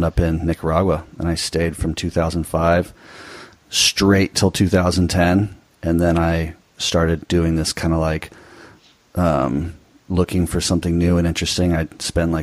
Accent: Newport Beach, California, United States; moved away as an adult; I grew up in Newport Beach, Southern California

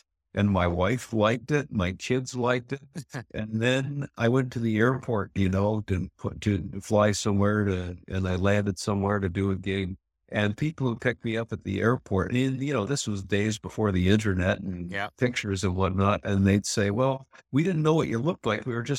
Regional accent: Canada; Well, I'm a Canadian country boy, and I've always had a beard or mustache or sideburns in the 70s, I guess.

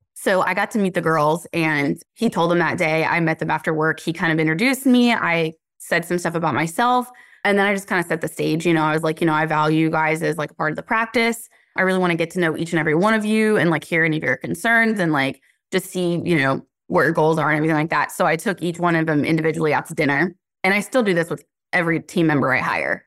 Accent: Cary, North Carolina, United States; also born or lived in Garner, North Carolina; I grew up in Cary

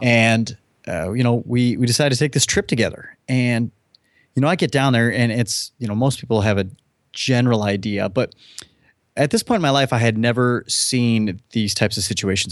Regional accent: United States; I was born in the United States

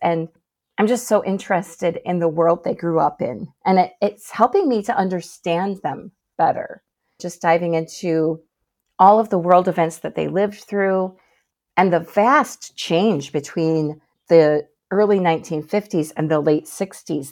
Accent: Michigan, United States; I'm a lifelong Michigander

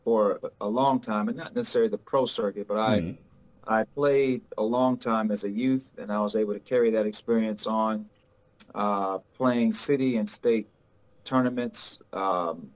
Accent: Chicago, Illinois, United States; also born or lived in Houston, Texas; I grew up here

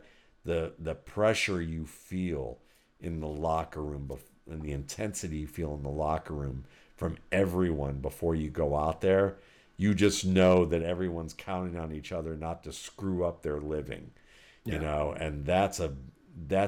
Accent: Northeast, United States; moved away; I'm from the Northeast

